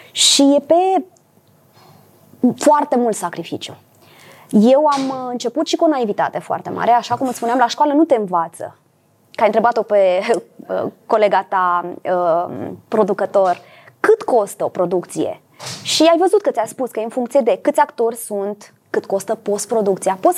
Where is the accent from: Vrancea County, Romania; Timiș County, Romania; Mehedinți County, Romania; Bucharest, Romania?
Bucharest, Romania; Suntem niște oameni de la București. Ce este Bucureștiul pe harta cinematografiei?